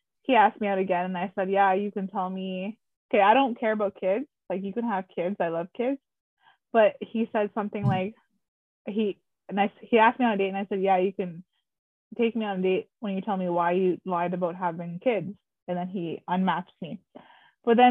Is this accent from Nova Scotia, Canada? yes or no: no; Garden River First Nation, Northern Ontario, Canada; also born or lived in Ottawa; I grew up in Northern Ontario, like Grace, Garden River First Nation